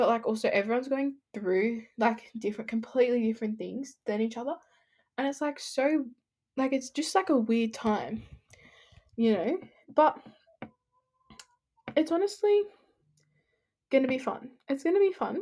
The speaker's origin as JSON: {"language": "English", "town": "Sydney", "region": "New South Wales", "country": "Australia", "said": "I'm 16, I'm from Sydney"}